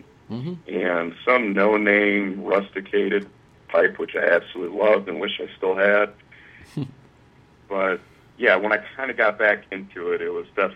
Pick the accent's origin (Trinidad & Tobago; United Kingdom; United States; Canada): United States; Bellevue, Ohio; I am from a small town in Ohio, which there's plenty of them here. Bellevue, very small town